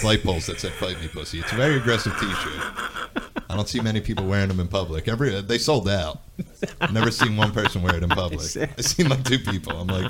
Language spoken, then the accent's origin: English; Bensalem, Pennsylvania, United States; unless I'm traveling somewhere, that's the only time I say I'm from Philly, because I grew up in Bensalem and I still live in Bensalem.